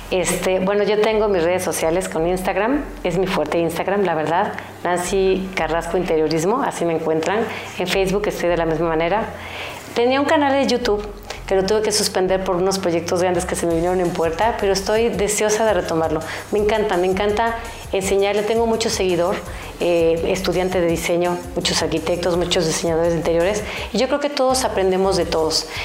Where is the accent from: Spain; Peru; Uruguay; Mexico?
Mexico; Veracruz; Yo soy de Veracruz y obviamente es donde hasta ahorita en cierta forma, bueno, uno de los restaurantes que ha tenido mucho éxito